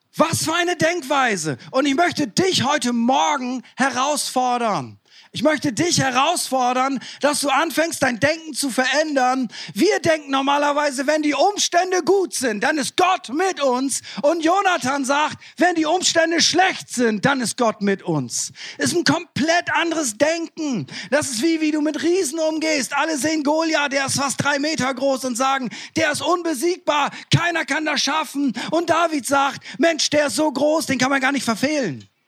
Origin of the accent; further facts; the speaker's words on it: East Frisia, Lower Saxony, Germany; ich komme ja aus Ostfriesland